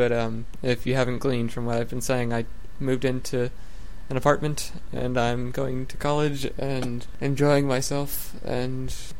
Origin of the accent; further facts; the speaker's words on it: Florida, United States; My hometown is very Southern, but most of Florida isn't.